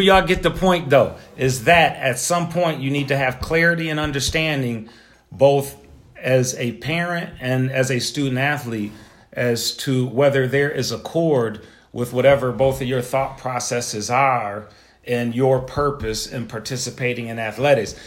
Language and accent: English; Buffalo, New York, United States; I'm from Buffalo